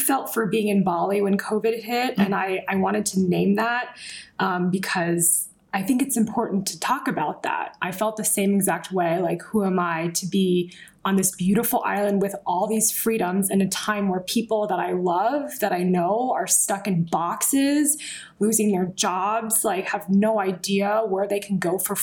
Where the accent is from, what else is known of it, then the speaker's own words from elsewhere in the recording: United States; part of my conditioning as an American